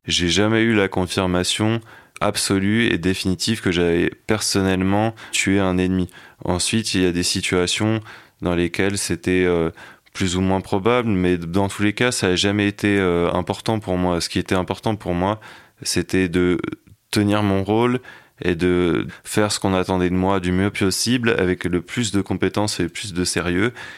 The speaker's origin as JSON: {"language": "French", "town": "Paris", "region": "Île-de-France", "country": "France", "tie": "born or raised there", "said": "j'ai grandi à Paris dans un milieu bourgeois, catholique"}